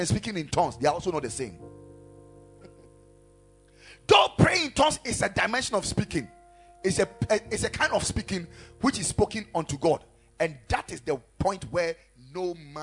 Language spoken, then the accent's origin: English; Ghana